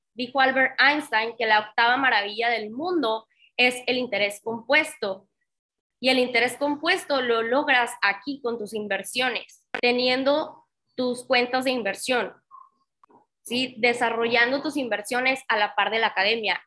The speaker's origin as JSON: {"language": "Spanish", "region": "Tamaulipas", "country": "Mexico", "also_born_or_lived": "Monterrey", "moved": "as an adult", "said": "Yo soy de Tamaulipas, mis papás seguían viviendo en Tamaulipas, yo viviendo en Monterrey"}